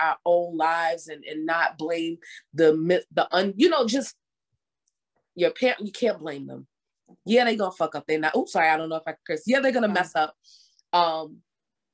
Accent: New York City, New York, United States; born and raised in the Bronx

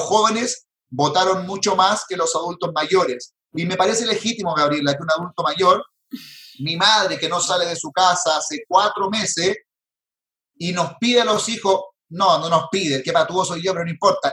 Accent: Chile; Chile me dio posibilidades, por lo menos a mí, de tener educación, de estudiar

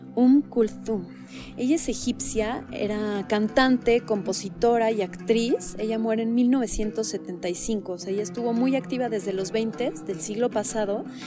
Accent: Mexico; me siento mucho más mexicana que árabe

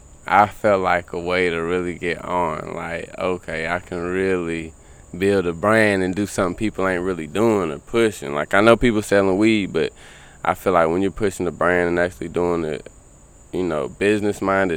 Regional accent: South Carolina, United States; You know, I'm coming from South Carolina, and you know, I wasn't getting the best of weed at the time.

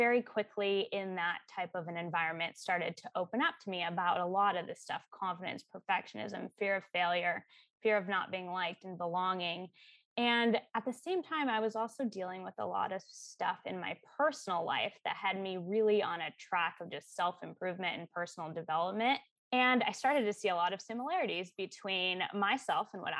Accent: Arizona, United States; moved away as an adult; also born or lived in Seattle; I grew up in Arizona and I stayed there for school.

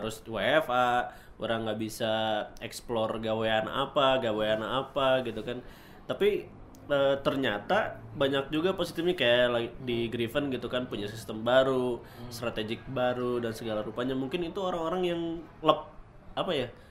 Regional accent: Bandung, West Java, Indonesia; kita orang Bandungnya

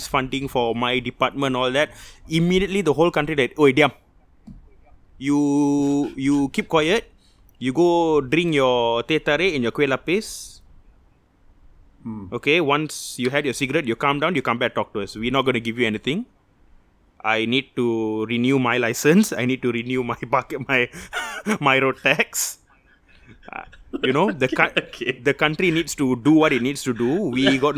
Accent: Malaysia; I am Malaysian. I am the most Malaysian

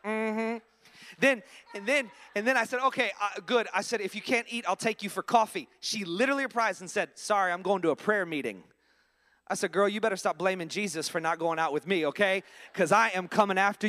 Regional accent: Orlando, Florida, United States; moved away as an adult; also born or lived in Ormond Beach, Florida; now in Philadelphia, United States; I'm originally from Orlando, Florida. I live in Philadelphia, Pennsylvania.

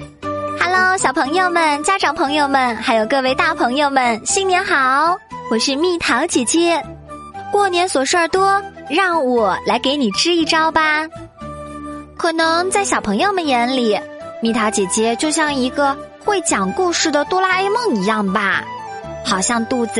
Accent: China; 可以说是我们中国人一年一度的狂欢节和永远的精神支柱

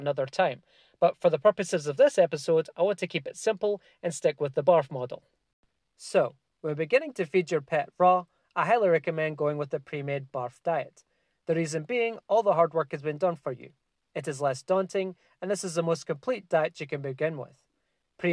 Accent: Scotland, United Kingdom; moved away; I'm originally from Scotland

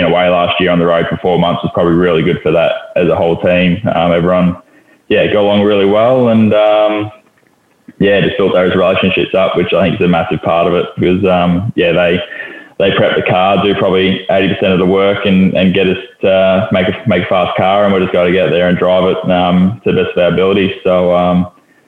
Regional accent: Lysterfield Lake, Victoria, Australia; Listerfield Lake, which is somewhere I grew up near

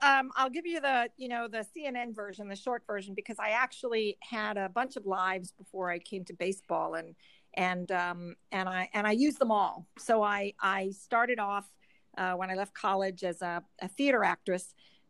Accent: San Francisco, California, United States; I grew up in San Francisco. I was born and raised in San Francisco, and the Giants are are my hometown team.

